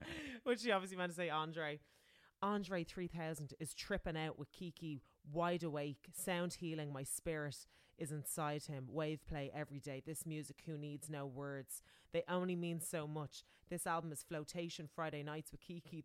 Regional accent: Ireland; moved away

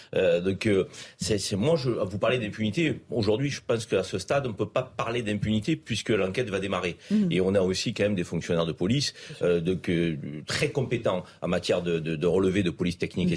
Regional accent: Marseille, Provence-Alpes-Côte d'Azur, France; depuis que je suis Marseillais

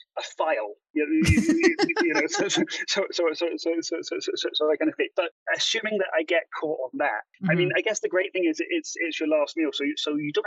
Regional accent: Edinburgh, Scotland, United Kingdom; moved away as an adult; also born or lived in Glasgow; now in California, United States; I'm Scottish, I'm from Edinburgh

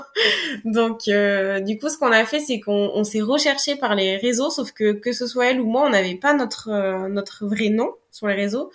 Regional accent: Limoges, Nouvelle-Aquitaine, France; chez moi à Limoges, parce que je suis originaire

